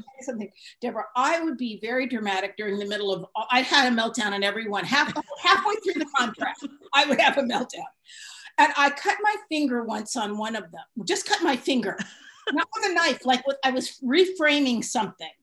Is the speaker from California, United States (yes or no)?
yes; San Francisco, California, United States; I grew up in San Francisco